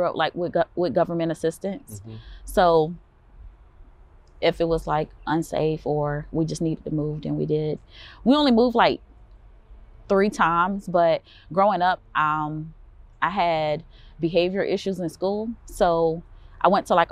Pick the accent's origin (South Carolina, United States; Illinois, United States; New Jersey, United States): South Carolina, United States; Columbia; born and raised here in Columbia, South Carolina.